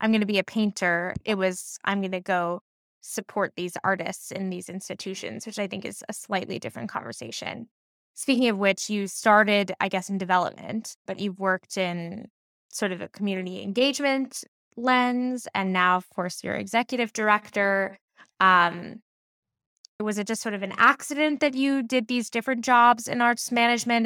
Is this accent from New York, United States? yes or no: yes; New York, United States; I'm from New York